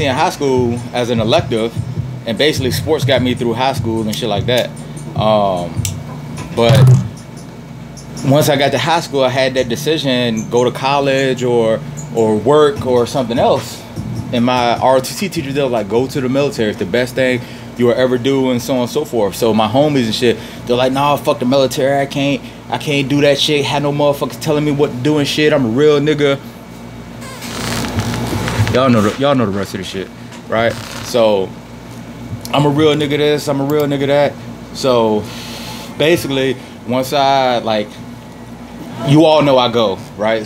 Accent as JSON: {"language": "English", "town": "Richmond", "region": "Virginia", "country": "United States", "tie": "born or raised there", "also_born_or_lived": "Petersburg, Virginia", "moved": "as an adult", "said": "growing up in Richmond"}